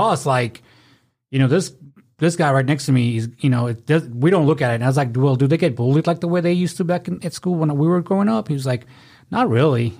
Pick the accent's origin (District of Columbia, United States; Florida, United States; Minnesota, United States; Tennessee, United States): Tennessee, United States; Memphis; we're from Memphis